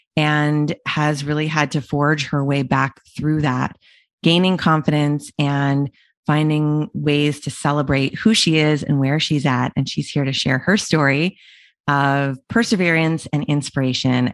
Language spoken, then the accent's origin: English; Canada; we're both Canadian